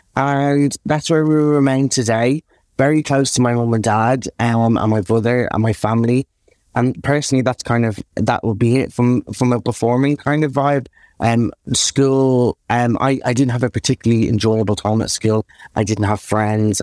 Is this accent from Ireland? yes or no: yes; Dublin, Leinster, Ireland; accent: Irish; moved away; I was born, um, in Dublin to the most amazing parents